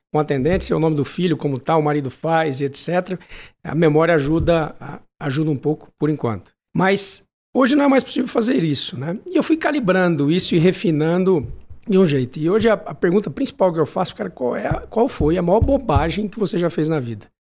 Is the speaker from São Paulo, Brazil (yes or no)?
yes; São José do Rio Preto, São Paulo, Brazil; Eu sou de Rio Preto, vem tomar um café comigo.